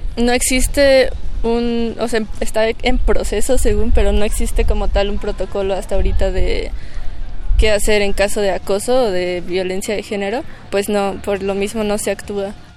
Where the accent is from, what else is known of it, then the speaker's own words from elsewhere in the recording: Mexico City, Mexico; soy de la Ciudad de México